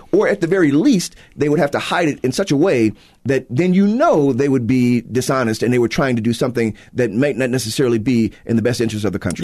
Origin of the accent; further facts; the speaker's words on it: Chicago, Illinois, United States; I'm from Chicago